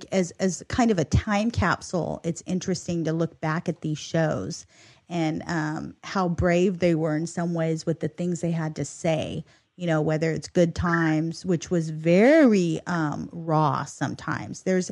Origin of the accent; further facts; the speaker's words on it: Inland Empire, California, United States; we are girls from the Inland Empire who live in the Inland Empire